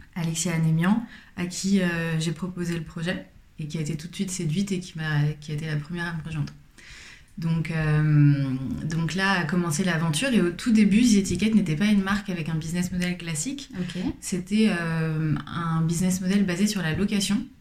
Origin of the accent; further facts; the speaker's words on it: Paris, Île-de-France, France; je suis parisienne, j'ai grandi à Paris